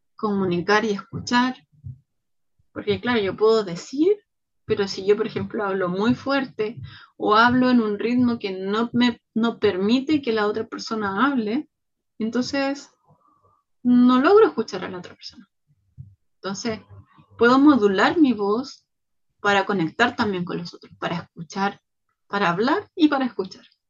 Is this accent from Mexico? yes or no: no; Chile; soy mujer chilena, latina